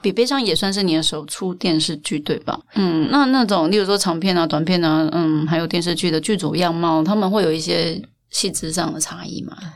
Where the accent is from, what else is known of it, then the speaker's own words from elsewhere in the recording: Taiwan; 我们台湾人生活，台湾人每个人都吃过盐酥鸡